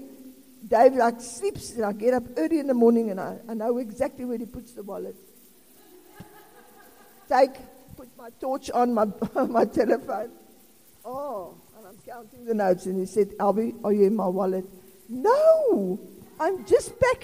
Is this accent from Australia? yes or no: no; South Africa; I'm South African